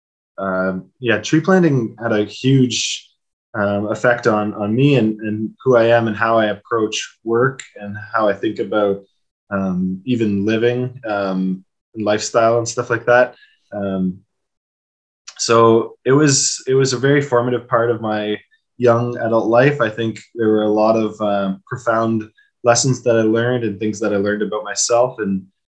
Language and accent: English; Ontario, Canada; moved away; I grew up in Ontario as well, and my mom lives in Cambridge.